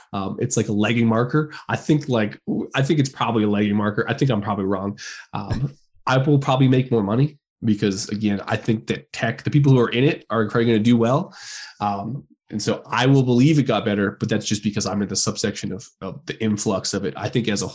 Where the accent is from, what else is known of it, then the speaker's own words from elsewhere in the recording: Canada; we're both Canadian